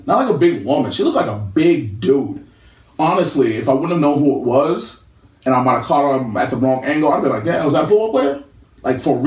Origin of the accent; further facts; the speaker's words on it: California, United States; My family is from there. I am not from there. I'm from California